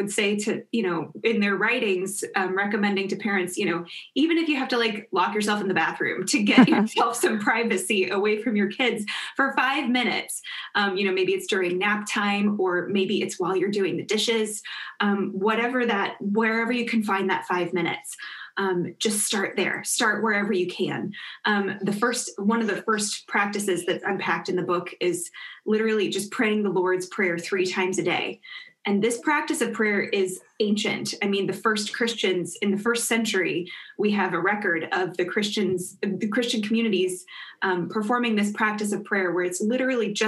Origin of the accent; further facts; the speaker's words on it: Kansas, United States; moved away as an adult; also born or lived in Notre Dame, Indiana; I grew up in Kansas